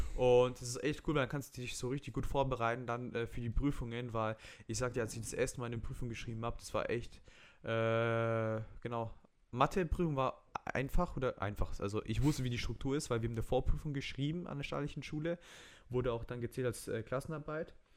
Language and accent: German; Romania; ich bin Rumäne